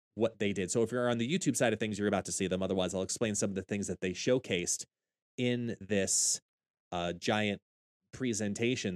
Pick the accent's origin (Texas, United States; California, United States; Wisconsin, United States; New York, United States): New York, United States; Long Island; I am from Long Island, New York, born and bred